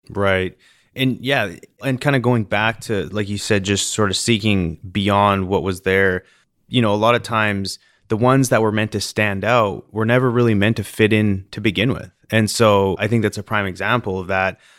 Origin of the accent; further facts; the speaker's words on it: British Columbia, Canada; I remember growing up in British Columbia in Canada, and, you know, growing up on the lakes, there's, the Okanagan Lake